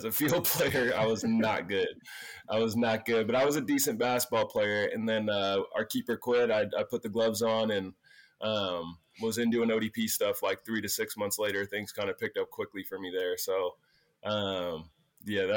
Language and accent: English; Pennsylvania, United States; also born or lived in San Diego, California; I was born in San Diego. I moved to Pennsylvania when I was like 11 months